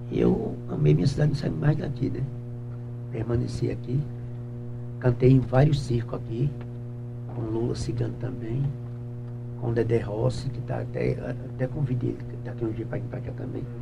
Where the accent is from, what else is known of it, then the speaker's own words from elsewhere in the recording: Maceió, Alagoas, Brazil; moved away; sou um cara que vim de, vim de Maceió, vim, eu cheguei aqui em 82, para cá. Faz tempo.